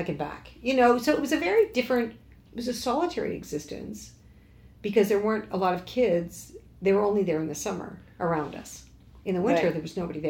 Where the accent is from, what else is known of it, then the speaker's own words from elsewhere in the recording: Lake Muskoka, Ontario, Canada; now in Toronto, Canada; I grew up in Lake Muskoka